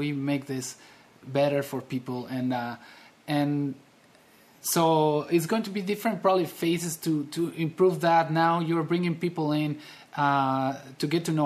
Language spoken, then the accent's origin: English; Mexico; I'm from Mexico